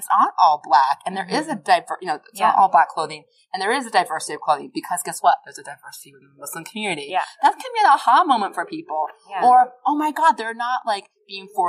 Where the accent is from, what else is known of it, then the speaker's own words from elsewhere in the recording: Boston, Massachusetts, United States; I'm from Boston